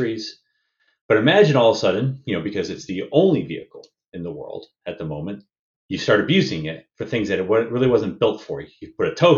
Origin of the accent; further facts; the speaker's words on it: United States; moved away as an adult; now in Victoria, Canada; I'm an American, though I'm now a Canadian permanent resident